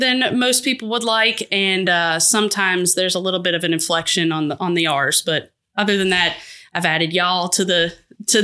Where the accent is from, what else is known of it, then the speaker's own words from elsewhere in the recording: Hiram, Georgia, United States; also born or lived in Boston / Marietta; I was born in Boston, lived there till I was in my younger ages. We moved down to Marietta for a little bit. {S0} Okay. {S1} I graduated high school in Hiram, Georgia, which is Paulding County